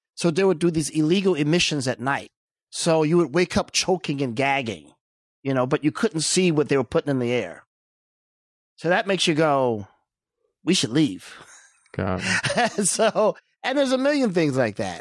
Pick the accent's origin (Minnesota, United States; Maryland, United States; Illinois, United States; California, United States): Illinois, United States; East St. Louis; moved away as an adult; also born or lived in Centreville, Illinois; now in Beverly Hills, United States; I would say grew up in East St. Louis.